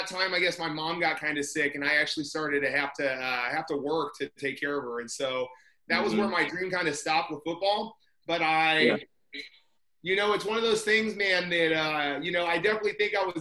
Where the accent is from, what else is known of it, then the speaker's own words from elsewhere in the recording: Indiana, United States; moved away as an adult; also born or lived in California; I'm from Indiana.